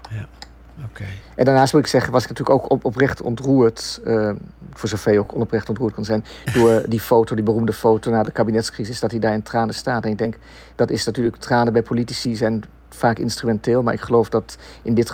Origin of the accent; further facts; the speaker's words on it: Netherlands; moved away; ik, ik ben ooit weggegaan uit Nederland. Mijn ouders waren zelf ook migranten, gedwongen migranten.